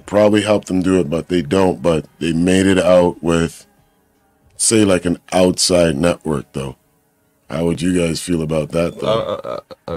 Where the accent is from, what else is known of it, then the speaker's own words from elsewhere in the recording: Toronto, Ontario, Canada; I grew up, like, definitely out here in the GTA area where... Yes, I'm from a Jamaican background